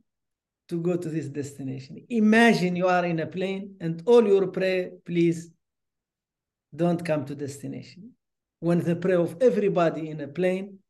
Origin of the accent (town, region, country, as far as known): Nouakchott, Mauritania; born or raised there; moved away as an adult; also born or lived in Rosso, Mauritania / Duisburg, Germany / Canada